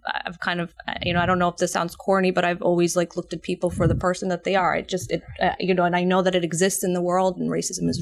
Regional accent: New York, United States; moved away as an adult; now in New Jersey, United States; I grew up in New York and I'm an immigrant myself

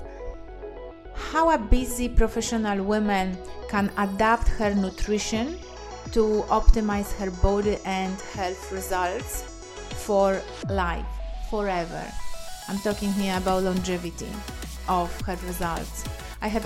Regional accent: Poland; English is a second language; I'm Polish, so my accent may be confusing as well

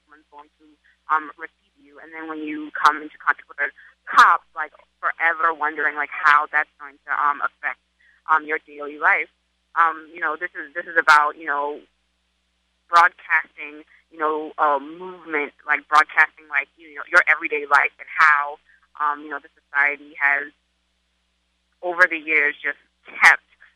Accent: Charleston, South Carolina, United States; now in New York, United States; I'm from Charleston, South Carolina, but I live in New York

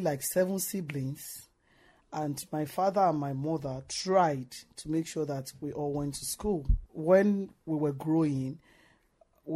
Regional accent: Nigeria; moved away as an adult; now in Ireland; my mother died back home in Nigeria very young

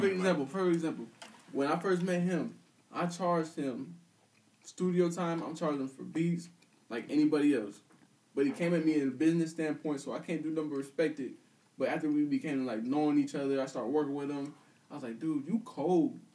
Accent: Peoria, Illinois, United States; I'm from Peoria. I had no problem admitting that. Everybody knows me from school

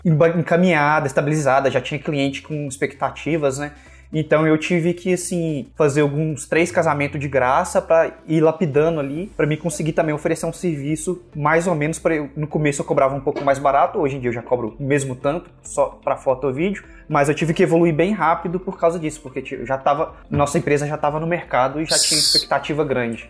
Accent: Brazil; moved away as an adult; also born or lived in Florida; now in United States; Eu fui criado no, no, no Brasil. Aí eu vim pra cá em 2016 pra morar

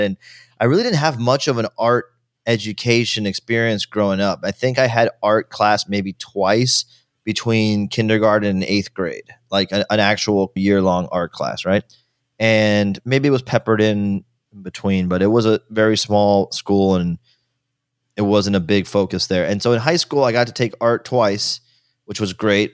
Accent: Miami, Florida, United States; also born or lived in Virginia; I was born in Virginia, but I grew up all my, almost my entire life in Miami, Florida since I was two years old

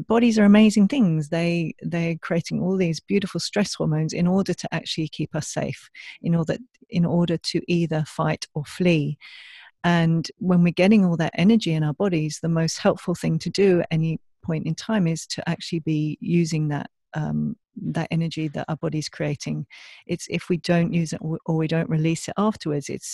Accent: England, United Kingdom; now in Australia; I'm from England originally

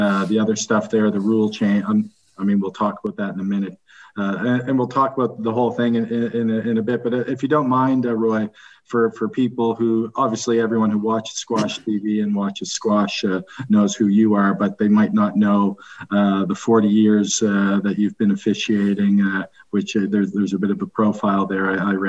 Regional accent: Halifax, Nova Scotia, Canada; my hometown, yeah, Halifax.

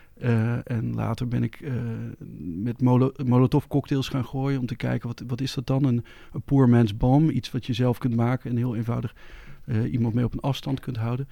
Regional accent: Netherlands; als Nederlander, als West-Europeaan

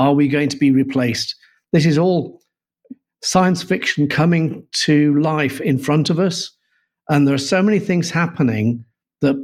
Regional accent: Yorkshire and the Humber, United Kingdom; I'm a Yorkshireman

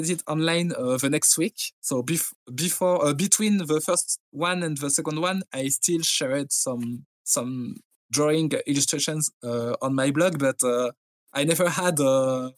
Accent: France; English is a second language; I'm French

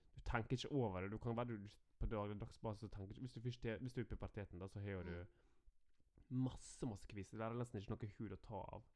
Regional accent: Norway; now in Denmark; Nå bor vi i Danmark, men vi er fra Norge

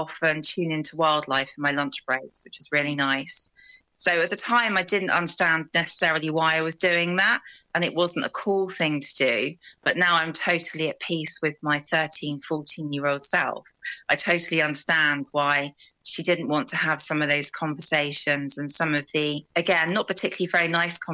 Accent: Brighton, South East England, United Kingdom; moved away as an adult; now in West Wales, United Kingdom; I'm from Brighton originally. So I moved to the wild west of Wales about 12 years ago.

